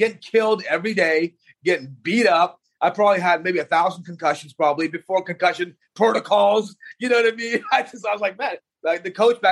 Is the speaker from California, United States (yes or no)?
no; Texas, United States; I started off in Texas. I grew up in Texas